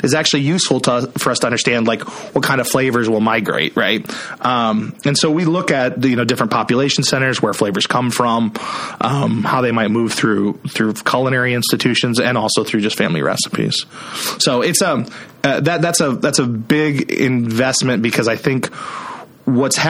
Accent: Iowa, United States; I'm from Iowa.

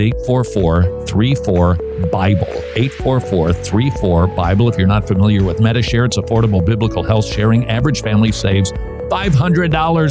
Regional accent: Minneapolis, Minnesota, United States; I grew up in the Twin Cities of Minneapolis, St. Paul

